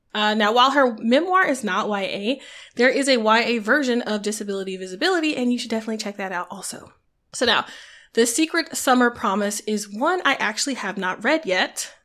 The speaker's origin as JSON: {"language": "English", "area": "the South", "region": "Southern United States", "country": "United States", "said": "So my country self was just, like, all the more endeared, I guess, to them, 'cause it felt familiar 'cause I'm from South"}